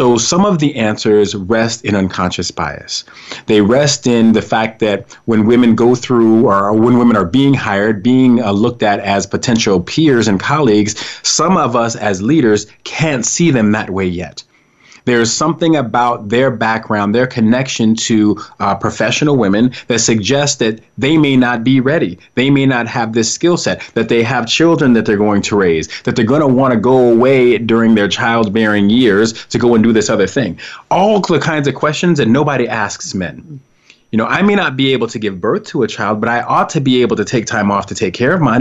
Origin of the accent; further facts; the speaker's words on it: Colorado, United States; I was raised in Colorado